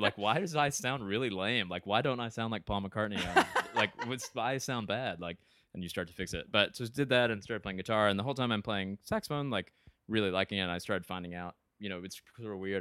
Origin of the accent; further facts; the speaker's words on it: Ringgold, Georgia, United States; moved away as an adult; now in Evanston, United States; from a small town right outside of Chattanooga, Tennessee, called Ringgold, Georgia